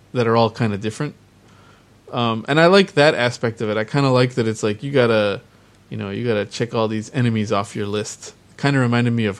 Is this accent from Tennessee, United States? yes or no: no; Wisconsin, United States; moved away as an adult; also born or lived in Minneapolis–Saint Paul, Minnesota; now in Japan; I grew up mostly in Wisconsin and also a little bit in the Twin Cities, Minneapolis, St. Paul.